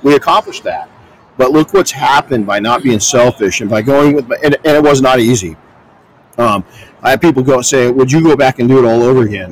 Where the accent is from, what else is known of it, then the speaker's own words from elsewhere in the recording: Colton, California, United States; I grew up in Colton, California.